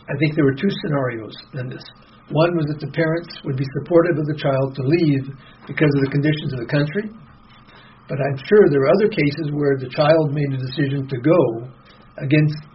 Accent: United States; accent: American; If you imagine me with my American accent trying to pronounce those

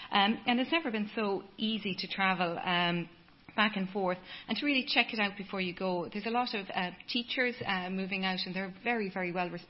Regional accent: Ireland; moved away as an adult; now in Dubai, United Arab Emirates; So it also affects our reputation as Irish employees there.

